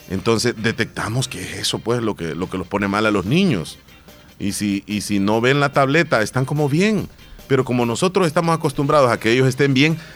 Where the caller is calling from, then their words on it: Silver Spring, Maryland, United States; de Silver Spring y quiero felicitar a mi papá que está cumpliendo 81 años.